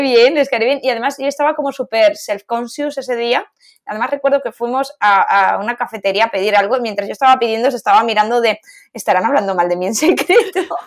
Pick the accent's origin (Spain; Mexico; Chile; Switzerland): Spain; Valencia, Valencian Community; now in Madrid, Spain; supimos que las dos éramos de Valencia